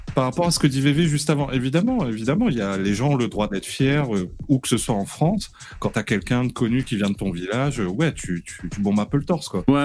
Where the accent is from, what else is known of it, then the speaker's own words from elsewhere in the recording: Réunion; Je suis réunionnais